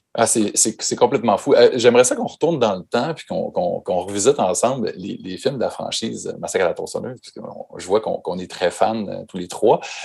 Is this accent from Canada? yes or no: yes; Chicoutimi, Quebec, Canada; mon bled perdu au, Québec, Chicoutimi, qui est à 5 heures de route de, Montréal